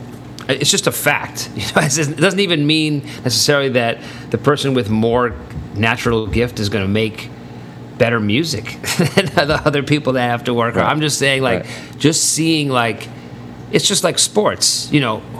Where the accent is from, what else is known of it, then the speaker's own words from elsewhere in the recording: New York City, New York, United States; growing up in New York City